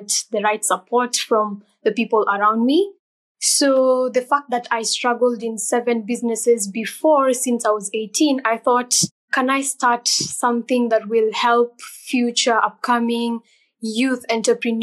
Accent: Kenya; I am from Kenya

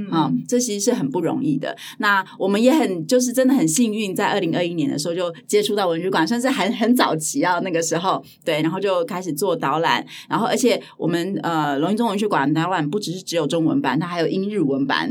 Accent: Hualien, Hualien County, Taiwan; 华联我的家乡，嗯哦，是哦。对，对，对，对，对，我是在华联长大的小孩

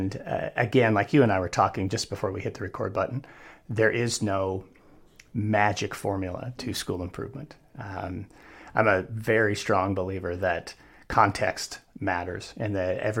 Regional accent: Wyoming, United States; I am a Wyoming kid, a University of Wyoming grad two times over

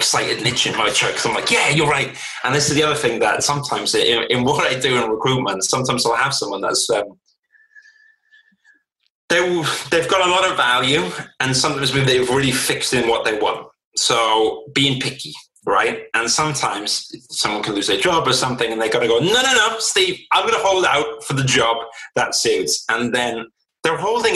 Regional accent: South Wales, United Kingdom; I grew up social housing in South Wales

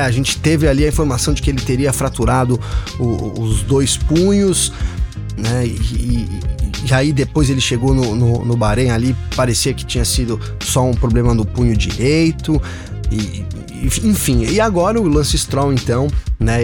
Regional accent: São Bernardo do Campo, São Paulo, Brazil; eu sou de São Bernardo

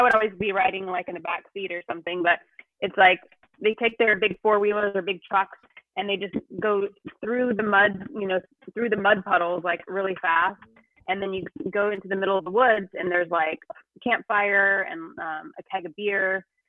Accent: Jacksonville, Florida, United States; moved away as an adult; I'm from Jacksonville.

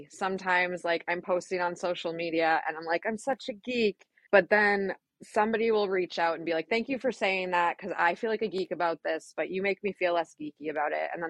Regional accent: Manchester, United States; There was. I grew up here in Manchester. My family was really cool, family vacations, sports, went to Smith Road.

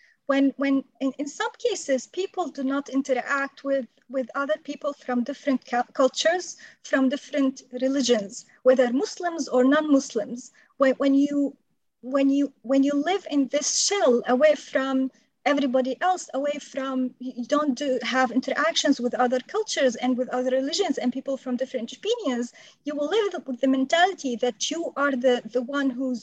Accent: Syria; also born or lived in Saudi Arabia; now in United States; my home country, Syria.

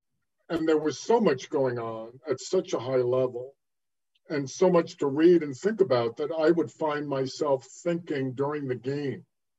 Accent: New York City, New York, United States; when I was in high school growing up in New York City

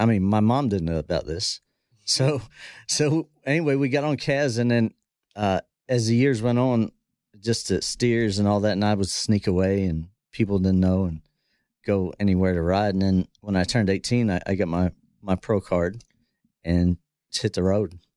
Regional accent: Dillsburg, Pennsylvania, United States; moved away as an adult; also born or lived in Florida; now in Texas, United States; I grew up in South Central Pennsylvania

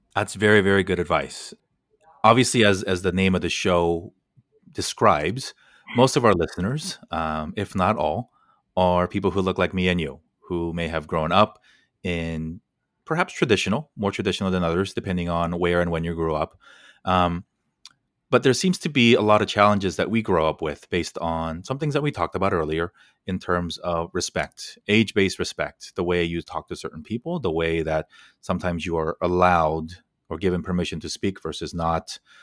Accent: United States; decades of me growing up in America

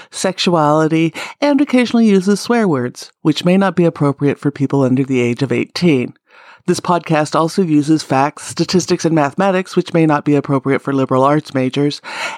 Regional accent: California, United States; I started in my home state, California

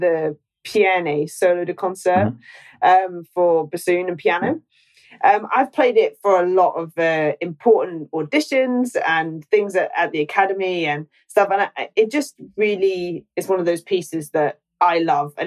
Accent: Scotland, United Kingdom

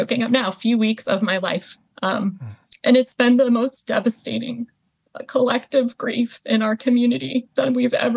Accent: United States; I did grow up in the U.S.

